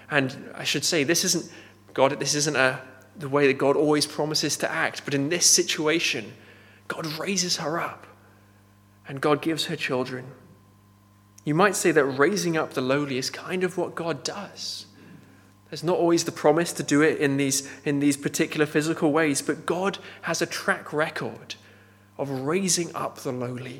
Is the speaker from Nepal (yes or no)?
yes; Nepal; moved away; Growing up in Nepal, I knew there's a caste system there.